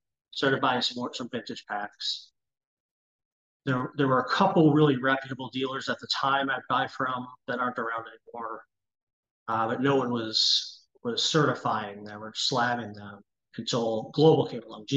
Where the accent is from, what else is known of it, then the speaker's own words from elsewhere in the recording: Cleveland, Ohio, United States; I grew up in Cleveland